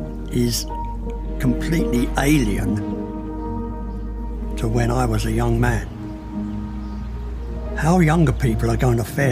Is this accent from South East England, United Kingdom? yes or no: no; Sutton, London, United Kingdom; born there; I'm 85 years old. I was born in Sutton in Surrey in 1938.